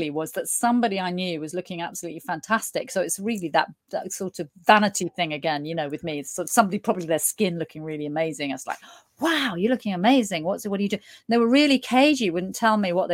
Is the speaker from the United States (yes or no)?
no; United Kingdom; being British